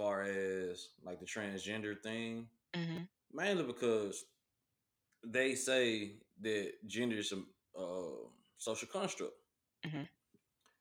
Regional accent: Memphis, Tennessee, United States; I'm from Memphis, so everybody's a bruh, a man

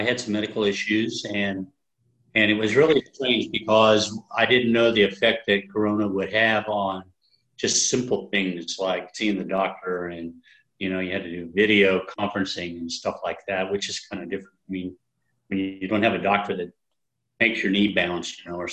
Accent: Wichita, Kansas, United States; also born or lived in Hays, Kansas; now in Emporia, United States; I was born in Hayes, Kansas. Moved to Wichita when I was too young to remember.

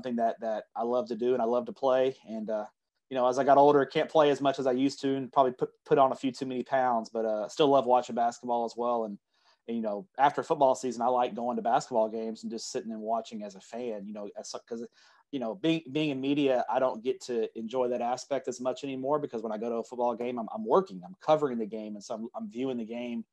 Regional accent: Everman, Texas, United States; I grew up in Everman, which is just south of Fort Worth

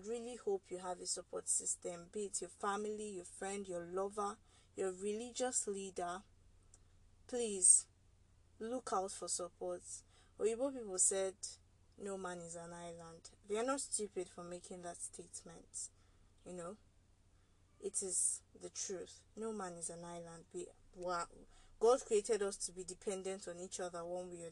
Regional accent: Nigeria; as a Nigerian

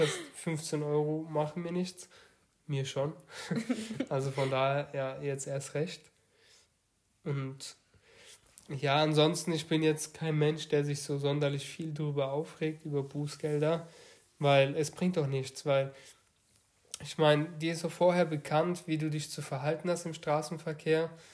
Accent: Baden-Württemberg, Germany; wir kommen ja aus dem Bundesland Baden-Württemberg

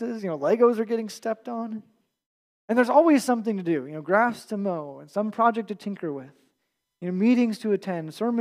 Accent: United States; us as American churchgoers

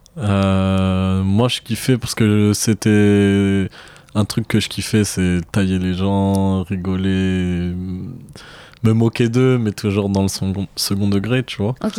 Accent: Marseille, Provence-Alpes-Côte d'Azur, France; je viens de Marseille

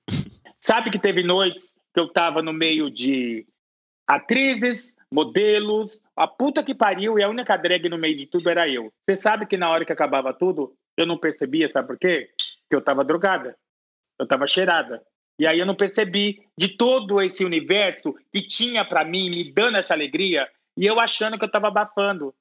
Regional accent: Brasilândia, São Paulo, Brazil; eu vim é, da Brasilândia, de um bairro humilde

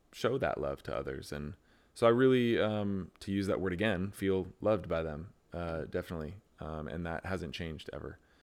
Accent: Pleasanton, California, United States; now in San Jose, United States; Pleasanton where I grew up

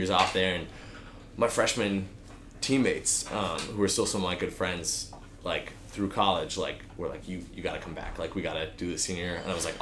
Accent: Portland, Oregon, United States; also born or lived in Nashville; now in Bend, United States; I grew up on the West Coast in Portland area

